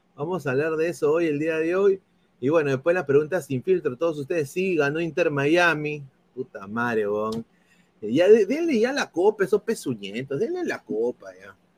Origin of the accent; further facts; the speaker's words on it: Peru; yo soy peruano